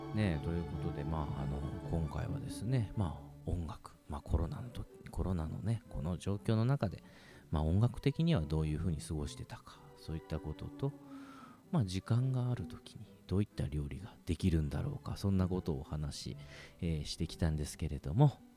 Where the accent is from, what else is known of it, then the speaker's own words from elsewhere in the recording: Kagoshima, Japan; 僕鹿児島市あ、鹿児島市の出身なんですけれども